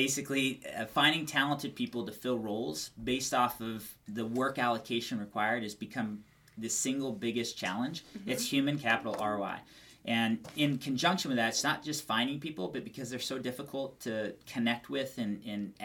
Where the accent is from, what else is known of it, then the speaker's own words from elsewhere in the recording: Albuquerque, New Mexico, United States; moved away as an adult; now in Phoenix, United States; born and raised in Albuquerque, New Mexico, moved out here to Phoenix, Arizona about 12 years ago.